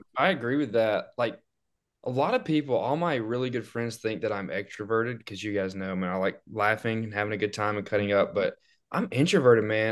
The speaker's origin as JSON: {"language": "English", "town": "Florence", "region": "Alabama", "country": "United States", "tie": "born or raised there", "also_born_or_lived": "Birmingham, Alabama", "moved": "as an adult", "said": "we actually live five minutes or less from each other growing up in Florence"}